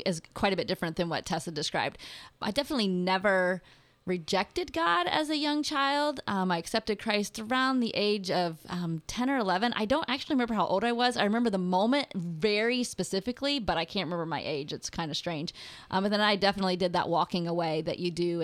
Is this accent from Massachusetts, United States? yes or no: no; Urbana, Ohio, United States; We ended up in the Urbana area, and so we just kind of ended up in my home church